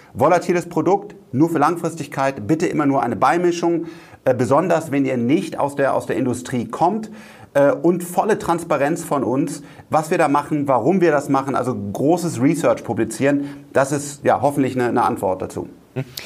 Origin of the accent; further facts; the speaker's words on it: Rhineland, Germany; ich bin Rheinländer